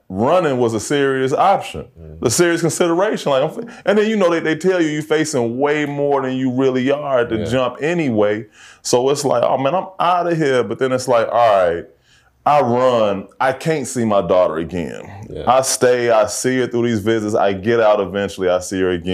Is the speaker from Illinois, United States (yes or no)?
yes; Chicago, Illinois, United States; I grew up, you know, I'm from Hyde Park.